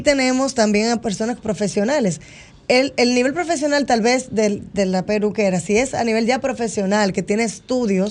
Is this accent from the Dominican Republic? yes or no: yes; Dominican Republic; moved away as an adult; now in United States; voy cumpliendo ahora 15 años desde que nos fuimos de República Dominicana a Estados Unidos.